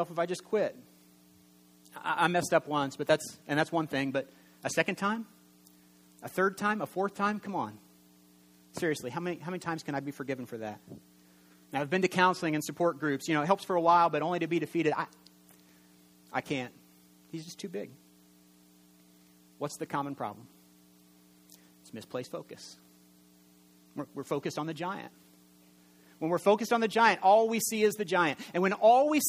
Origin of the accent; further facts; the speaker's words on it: Indiana, United States; I'm from Indiana, and we're quiet preachers